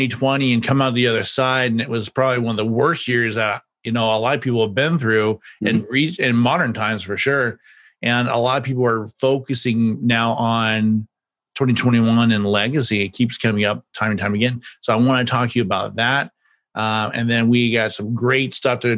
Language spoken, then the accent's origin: English; Kansas, United States; I grew up in the Midwest as well. I grew up in Kansas. We had a family farm